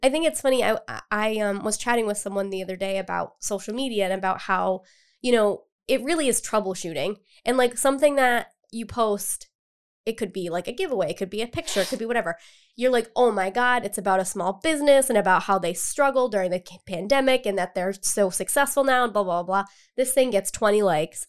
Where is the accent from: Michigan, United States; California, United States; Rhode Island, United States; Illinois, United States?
Rhode Island, United States; Cumberland; I've lived in Rhode Island my entire life, and I'm originally from Cumberland